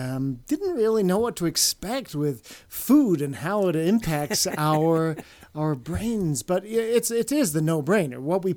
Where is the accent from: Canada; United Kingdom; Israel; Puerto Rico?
Canada; born or raised there